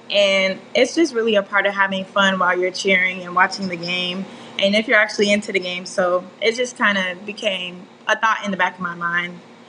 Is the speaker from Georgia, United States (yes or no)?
yes; Conyers, Georgia, United States; moved away as an adult; also born or lived in Miami, Florida; now in Tallahassee, United States; I'm originally from Miami, Florida, but I've lived in the metro Atlanta area for most of my life, Conyers, Georgia.